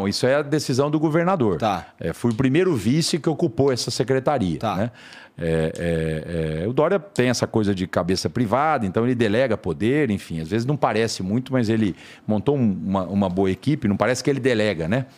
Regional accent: Tanabi, São Paulo, Brazil; moved away as an adult; also born or lived in São José do Rio Preto; now in São Paulo, Brazil; São José do Rio Preto, que é a minha terra natal, a região lá de Rio Preto, eu sou de Tanabi

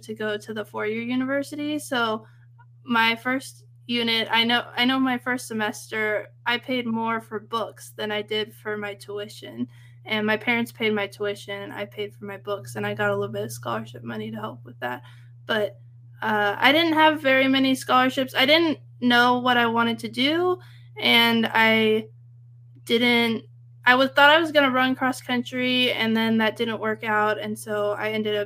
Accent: Central Valley, California, United States; I grew up in Central California and where all the agriculture is.

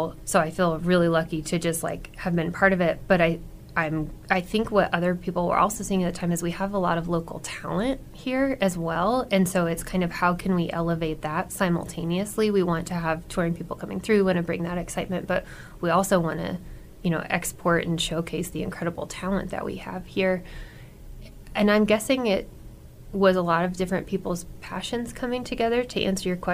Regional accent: McCook, Nebraska, United States; Growing up in McCook, singing in church was a huge deal

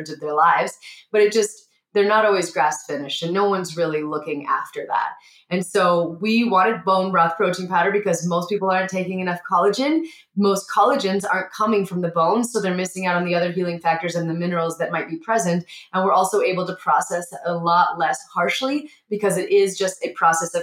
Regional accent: Montana, United States; I grew up in Montana.

